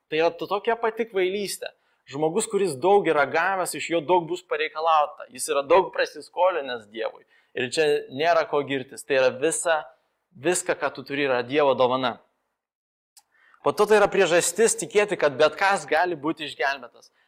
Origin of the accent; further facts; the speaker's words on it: Moldova; Lithuanian is a second language; now in Lithuania; aš gyviau, gimiau Moldovoje ir ten visi kalba jau dviem kalbom, po to išmoksta angliškai dar mokykloje